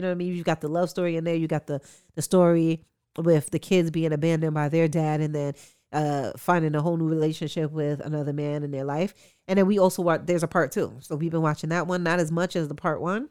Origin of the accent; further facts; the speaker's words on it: New York, United States; as a New Yorker